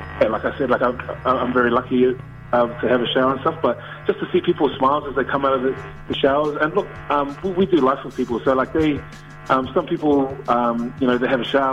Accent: Auckland, New Zealand; I grew up in South Auckland. I live in Manurewa, and even just in my own hometown

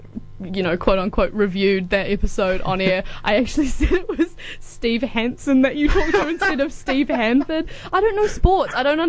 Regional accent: Auckland, New Zealand; I grew up in Auckland

